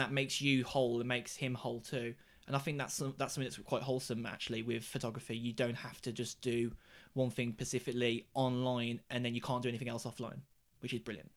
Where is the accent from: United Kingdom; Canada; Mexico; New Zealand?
United Kingdom; Black Country, West Midlands; the seat that I'm born and bred in and I would like to stay